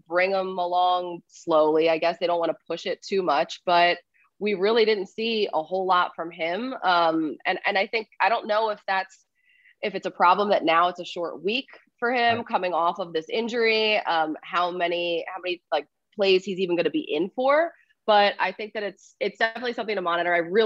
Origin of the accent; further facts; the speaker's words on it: Philadelphia, Pennsylvania, United States; I'm from Philadelphia